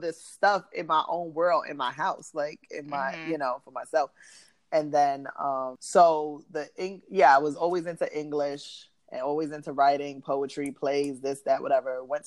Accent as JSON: {"language": "English", "town": "New York City", "region": "New York", "country": "United States", "tie": "born or raised there", "said": "I'm from New York, from the Bronx"}